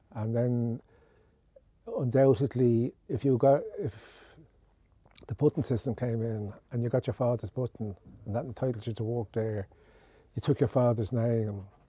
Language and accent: English; Dublin, Leinster, Ireland; I came from Orchard Road in Ballybock.